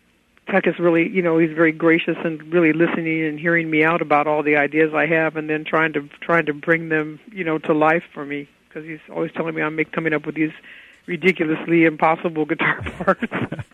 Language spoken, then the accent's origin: English; San Francisco, California, United States; I am from San Francisco.